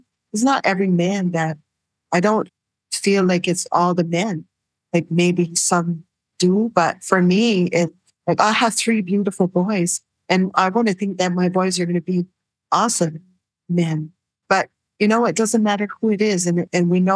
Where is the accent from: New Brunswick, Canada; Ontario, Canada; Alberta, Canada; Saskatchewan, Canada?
New Brunswick, Canada; I was from New Brunswick